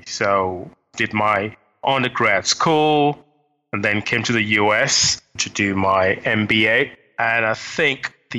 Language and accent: English; Nigeria; moved away as an adult; also born or lived in London, United Kingdom / United States; I was born in London, forced to my late father, who was a diplomat of the Nigerian High Commission. And at the age of five, we went back to Nigeria. I had all my sort of understudies, high school, until the age of 20 when I came back to the UK